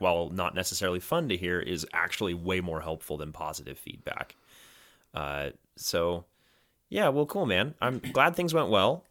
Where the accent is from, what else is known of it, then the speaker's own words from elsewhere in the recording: Oregon coast, United States; I grew up on the Oregon coast